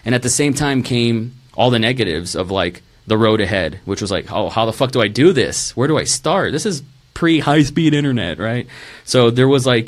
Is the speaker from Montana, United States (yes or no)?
no; Rio Grande Valley, Texas, United States; moved away as an adult; also born or lived in Tulsa, Oklahoma / Dallas, Texas; now in Austin, United States; I was born in Tulsa, Oklahoma, moved to Dallas for about a year, then moved to the Rio Grande Valley, which was the asshole of Texas.